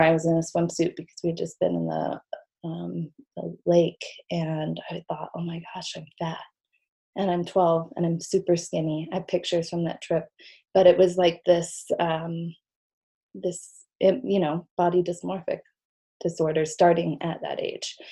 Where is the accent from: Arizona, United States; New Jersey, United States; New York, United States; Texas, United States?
Arizona, United States; Sedona; also born or lived in Missouri; I grew up in Sedona